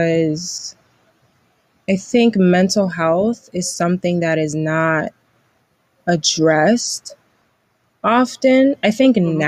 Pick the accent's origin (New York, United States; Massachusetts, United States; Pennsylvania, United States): New York, United States; New York City; growing up in New York City and me just growing up in the, you know, in the public school system